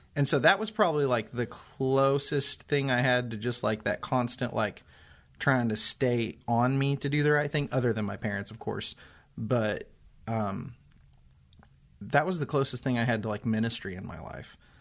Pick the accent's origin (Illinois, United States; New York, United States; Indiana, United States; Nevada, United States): Indiana, United States; Seymour; I grew up in Seymour, Indiana